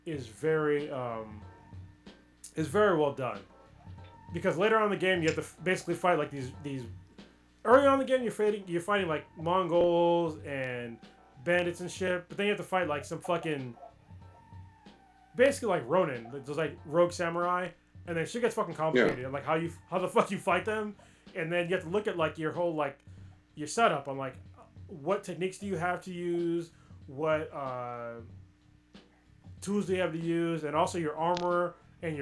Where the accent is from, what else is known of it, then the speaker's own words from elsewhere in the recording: United States; as an American